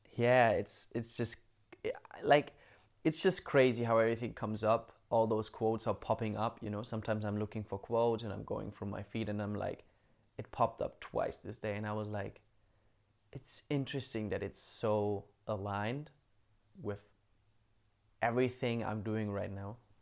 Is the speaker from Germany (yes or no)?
yes; Bamberg, Bavaria, Germany; moved away; I'm in Bamberg right now in my hometown